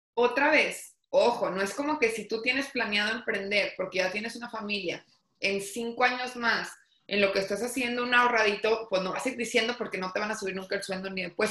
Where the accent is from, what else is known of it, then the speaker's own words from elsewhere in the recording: Torreón, Coahuila, Mexico; soy originaria de Torreón, Coahuila